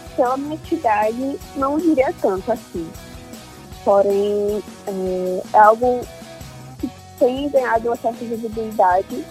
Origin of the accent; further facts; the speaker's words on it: Maceió, Alagoas, Brazil; eu sou de Maceió, Alagoas, sou jornalista